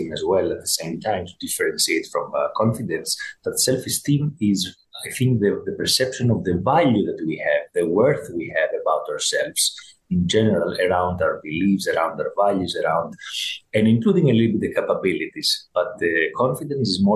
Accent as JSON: {"language": "English", "country": "Greece", "tie": "born or raised there", "said": "growing up in Greece"}